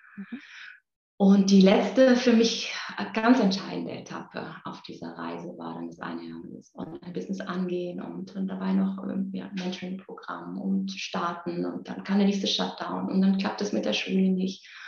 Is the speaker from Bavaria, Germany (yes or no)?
no; Müllheim, Baden-Württemberg, Germany; moved away; also born or lived in Berlin; Ich komme auch noch aus Müllheim mit Doppel-L